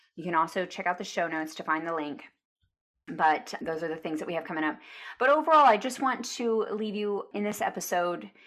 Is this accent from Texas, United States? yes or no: yes; Arlington, Texas, United States; I grew up in Arlington, which is near Dallas, Texas